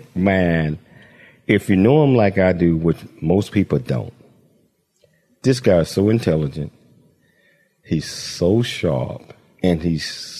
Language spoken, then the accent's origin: English; Chattanooga, Tennessee, United States; moved away; I'm a Chattanooga guy